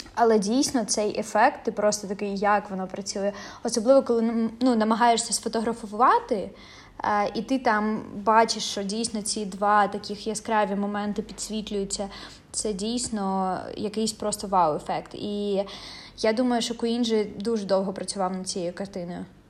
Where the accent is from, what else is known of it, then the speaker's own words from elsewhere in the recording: Donetsk Oblast, Ukraine; я сама з Донецької області